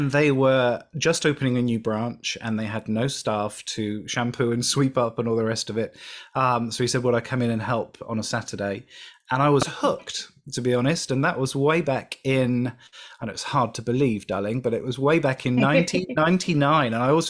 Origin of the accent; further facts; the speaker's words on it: United Kingdom; I'm British